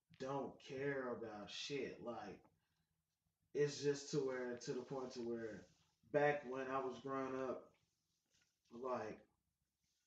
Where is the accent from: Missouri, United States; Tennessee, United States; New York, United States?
Missouri, United States; Kansas City; growing up in Blue Valley